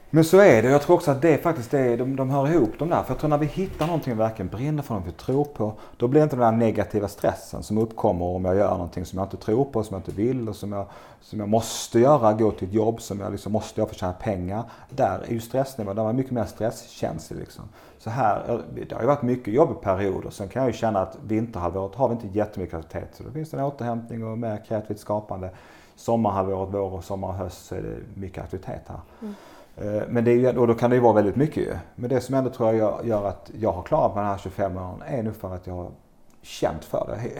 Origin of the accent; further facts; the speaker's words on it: Bjärred, Skåne, Sweden; now in Långasjö, Sweden; Jag växte upp i Bjärred utanför Lund, nere i eh, Skåne då